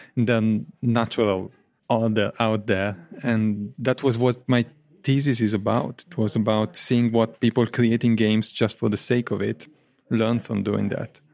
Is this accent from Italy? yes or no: yes; Italy; English is a second language; now in Coventry, United Kingdom; I'm natively from Italy.